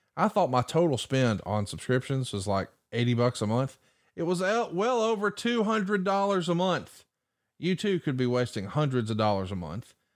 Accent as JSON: {"language": "English", "region": "Alabama", "country": "United States", "said": "I'm from Alabama"}